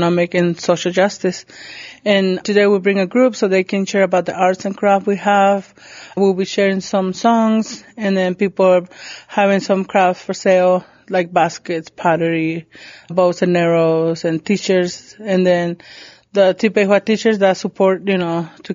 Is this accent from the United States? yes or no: no; San José de la Zorra, Baja California, Mexico; I'm Kumiai from San Jose de la Zorra